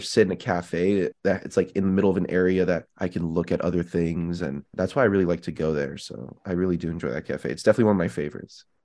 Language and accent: English; Illinois, United States; now in Las Vegas, United States; I'm from Illinois